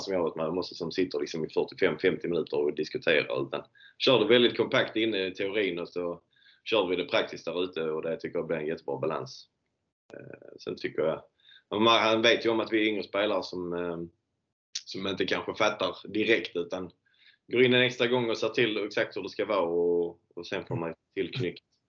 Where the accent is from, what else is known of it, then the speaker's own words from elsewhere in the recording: Landskrona, Skåne, Sweden; här hemma i Landskrona